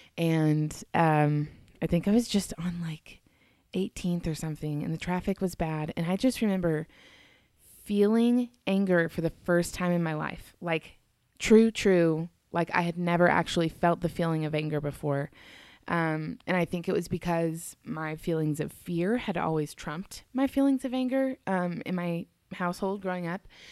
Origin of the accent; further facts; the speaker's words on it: the South, United States; moved away as an adult; also born or lived in Colorado; I grew up in the South.